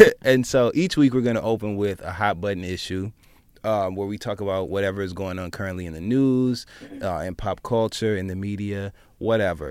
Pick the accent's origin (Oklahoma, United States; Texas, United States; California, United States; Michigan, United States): Michigan, United States; moved away as an adult; now in New York City, United States; I'm from Michigan.